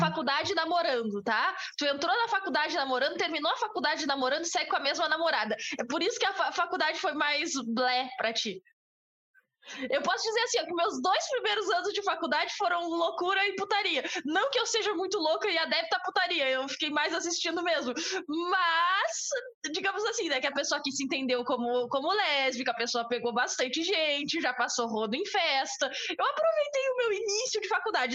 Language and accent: Portuguese; Brazil; eu sou brasileira, eu sou da América Latina